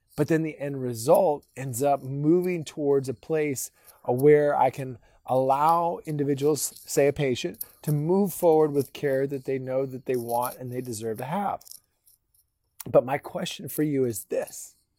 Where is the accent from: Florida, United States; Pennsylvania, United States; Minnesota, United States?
Minnesota, United States; now in Texas, United States; I grew up in Minnesota